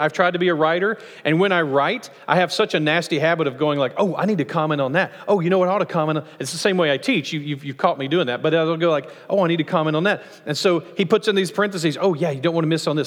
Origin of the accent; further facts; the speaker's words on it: United States; as Americans